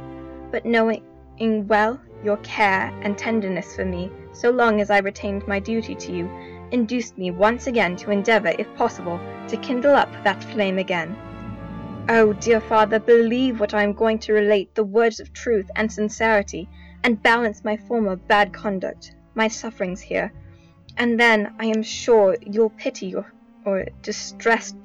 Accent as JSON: {"language": "English", "region": "Texas", "country": "United States", "said": "I'm 16 and I'm from Texas"}